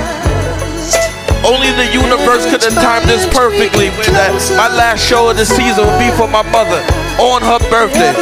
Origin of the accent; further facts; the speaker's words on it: New York City, New York, United States; I'm from Queens, Beach 98th Street